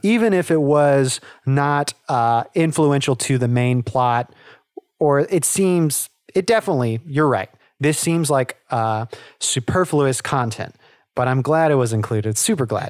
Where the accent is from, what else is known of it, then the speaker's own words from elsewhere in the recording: the South, United States; I grew up in the South, and so there's, you know, quote unquote, redneck, uh, is sort of the culture down here.